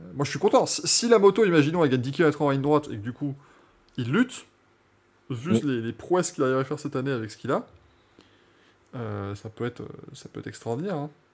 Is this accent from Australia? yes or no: no; France; on reste français